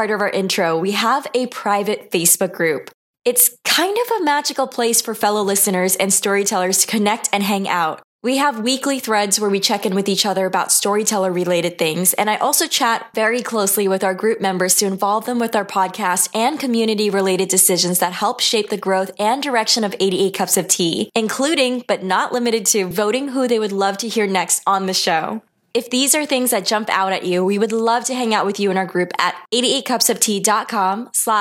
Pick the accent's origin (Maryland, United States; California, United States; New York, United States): New York, United States; my hometown in New York